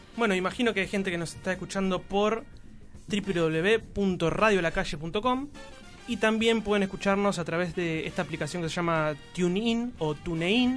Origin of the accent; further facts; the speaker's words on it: Zárate, Buenos Aires Province, Argentina; moved away as an adult; now in Buenos Aires, Argentina; dejé mi ciudad natal, Zárate, allá por el 2003 más o menos, 2004